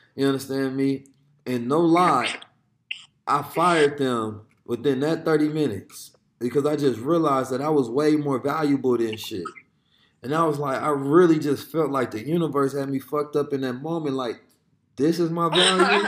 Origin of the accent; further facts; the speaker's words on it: Oakland, California, United States; a young black Muslim growing up in Oakland in the hood